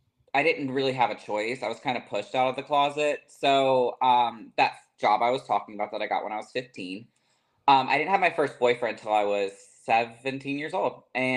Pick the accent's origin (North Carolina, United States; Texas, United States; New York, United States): North Carolina, United States; Pamlico County; moved away as an adult; now in Los Angeles, United States; So I'm actually born and raised in North Carolina, in a tiny, tiny, tiny little town called Pamlico County. Yeah, I lived there till I was 24 and then moved out to LA.